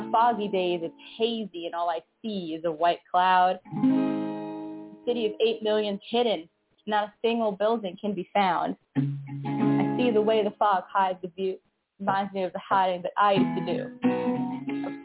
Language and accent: English; New York City, New York, United States; I'm from New York City, Brooklyn